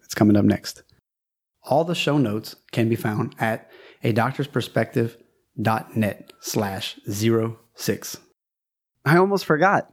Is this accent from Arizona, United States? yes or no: no; South Louisiana, United States